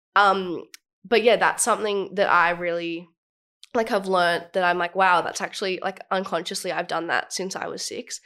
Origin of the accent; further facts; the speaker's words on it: Australia; I was born in Australia.